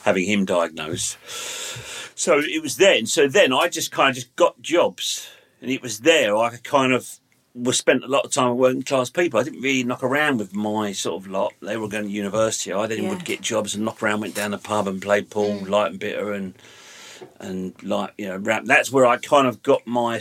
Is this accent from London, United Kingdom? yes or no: yes; London, United Kingdom; I grew up in London